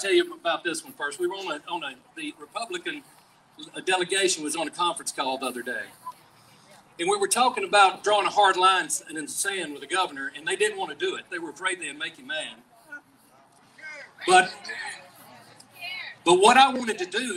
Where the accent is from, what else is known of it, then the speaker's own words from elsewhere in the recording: Bibby, Louisiana, United States; My hometown is Bibby, Louisiana. It's about 2 miles from Texas and about 6 miles from Arkansas